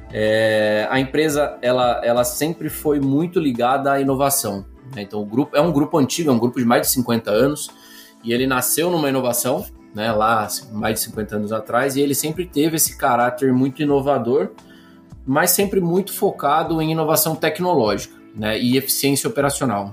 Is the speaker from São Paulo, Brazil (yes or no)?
yes; Campinas, São Paulo, Brazil; sou nascido aqui no Brasil, nascido em Campinas